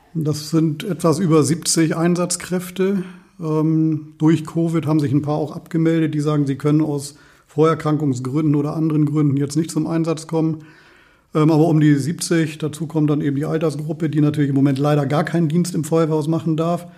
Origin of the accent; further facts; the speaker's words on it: Walsrode, Lower Saxony, Germany; gebürtiger Walsroder